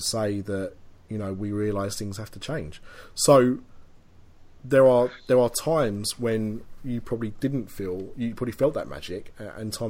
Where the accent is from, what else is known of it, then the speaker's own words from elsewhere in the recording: England, United Kingdom; a poor Englishman attempting French